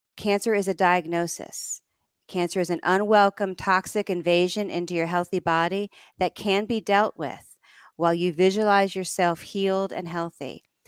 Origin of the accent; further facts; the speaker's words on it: suburb of New York City, United States; also born or lived in Vermont; we lived in a suburb of New York City